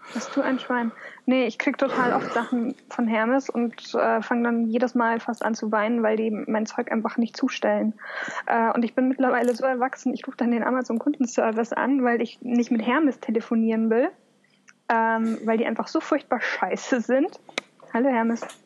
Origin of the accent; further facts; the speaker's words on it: Munich, Bavaria, Germany; moved away; also born or lived in Upper Palatinate; ich komme aus München.